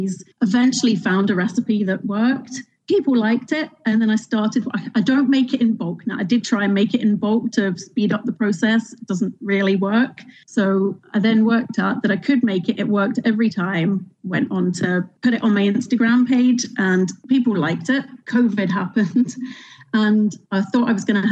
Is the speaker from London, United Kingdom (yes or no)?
yes; London, United Kingdom; moved away as an adult; now in Northern Ireland, United Kingdom; As you can hear, I'm from London. Moved over here, three children later